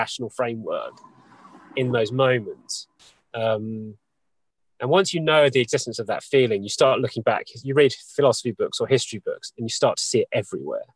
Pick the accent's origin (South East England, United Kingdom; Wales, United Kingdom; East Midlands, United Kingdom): South East England, United Kingdom; New Forest; I've always wanted to live where I live in the West because I was born in the New Forest